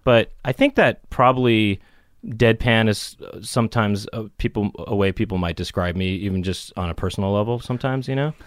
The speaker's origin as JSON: {"language": "English", "town": "Los Angeles", "region": "California", "country": "United States", "tie": "born or raised there", "said": "I grew up in Los Angeles."}